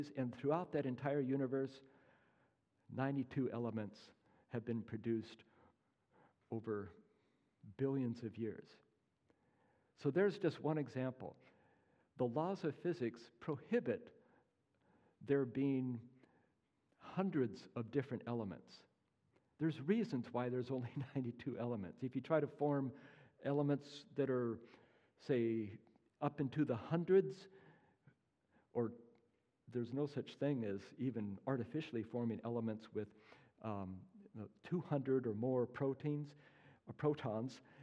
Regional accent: Pacific Northwest, United States; moved away; I'm from the Pacific Northwest originally

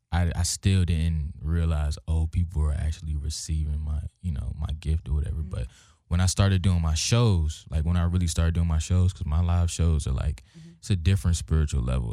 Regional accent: Hampton, Virginia, United States; moved away; I'm from Virginia, uh, Hampton, Virginia, seven five seven.

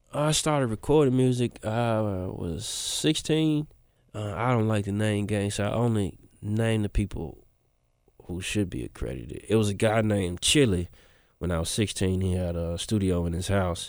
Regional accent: Memphis, Tennessee, United States; I spent maybe since I was, like, twelve till I was thirty in East Memphis

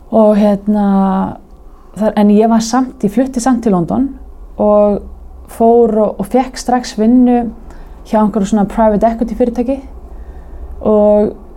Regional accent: Garðabær, Capital Region, Iceland; ólst upp í Garðabarum

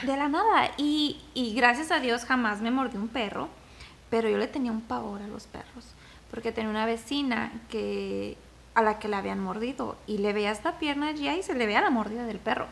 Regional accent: Zacatecas, Mexico; Zacatecas, de donde yo soy

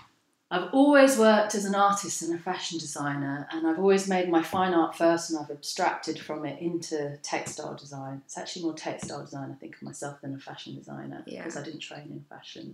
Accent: London, United Kingdom; also born or lived in Karachi, Pakistan; I'm an artist and a designer. As we were saying earlier, born and bred in London.

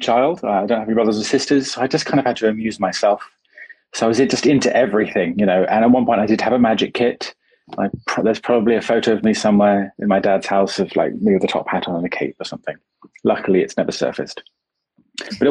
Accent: United Kingdom; I'm very British

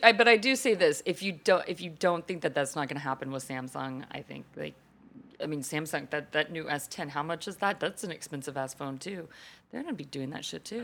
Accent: Texas, United States; growing up in Texas, in the church

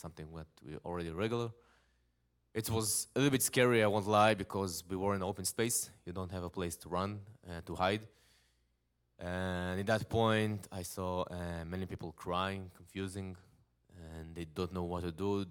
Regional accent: Israel; English is a second language; I'm from Israel. I'm living in a nice town. It's called Netanya.

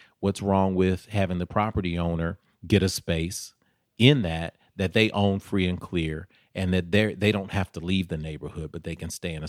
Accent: Nashville, Tennessee, United States; Sure. I grew up in South Nashville. We used to call it Out South

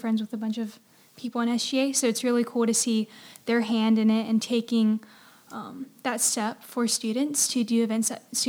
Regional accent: Hagerty, North Carolina, United States; I'm from Hagerty, North Carolina, which isn't too far.

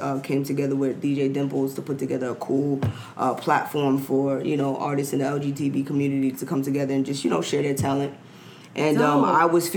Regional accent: New York City, New York, United States; I'm from Queens, New York

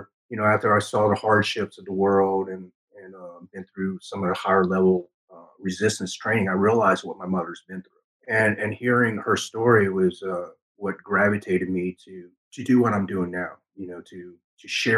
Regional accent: Ho Chi Minh City, Vietnam; now in United States; I was born in December 74 in Saigon, Vietnam

